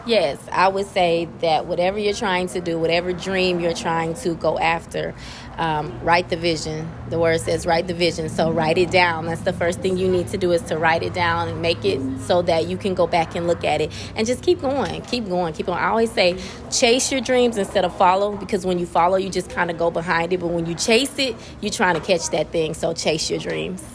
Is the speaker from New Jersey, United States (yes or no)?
no; Peoria, Illinois, United States; moved away as an adult; now in Greenville, United States; I'm originally from Peoria, Illinois